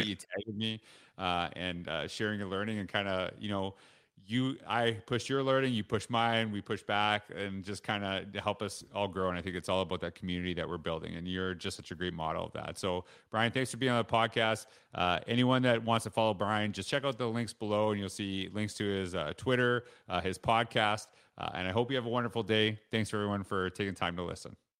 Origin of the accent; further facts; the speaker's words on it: Saskatchewan, Canada; also born or lived in Alberta; now in Stony Plain, Canada; I grew up in Saskatchewan